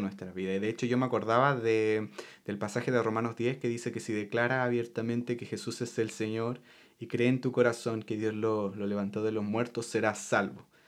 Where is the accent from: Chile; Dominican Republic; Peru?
Chile; moved away; yo puedo ser chileno porque yo nací en Chile